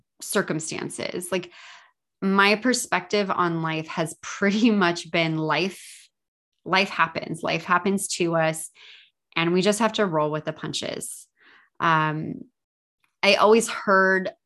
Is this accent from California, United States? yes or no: yes; San Diego, California, United States; I live in San Diego and I was born in San Diego